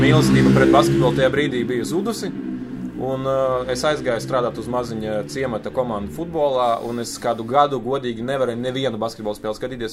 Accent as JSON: {"language": "Latvian", "country": "Latvia", "tie": "born or raised there", "also_born_or_lived": "Kaunas, Lithuania / Riga, Latvia / Kauguri, Jūrmala, Latvia", "first_language": "Lithuanian", "second_language": "Latvian", "said": "lai gan es dzīvoju Latvijā, es uzskatīju, ka es tomēr esmu no Kaunas."}